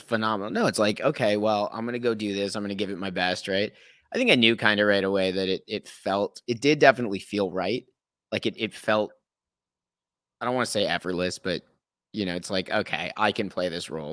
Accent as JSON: {"language": "English", "town": "Thornhill", "region": "Ontario", "country": "Canada", "tie": "born or raised there", "also_born_or_lived": "Toronto", "moved": "yes", "lives_now": "British Columbia, Canada", "said": "I grew up in the suburbs, right? I'm from Thornhill"}